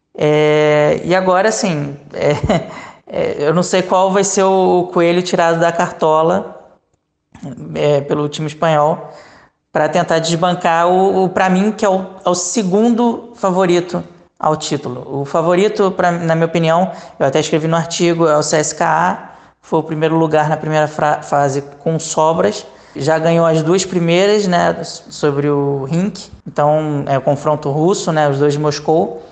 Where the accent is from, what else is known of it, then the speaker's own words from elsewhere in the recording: Brazil; moved away; como brasileiro